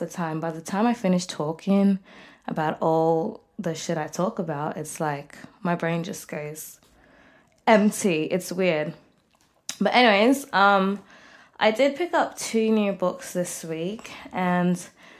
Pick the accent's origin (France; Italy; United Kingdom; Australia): Australia; Melbourne, Victoria; I'm 23 years old, and I'm from Melbourne, Australia.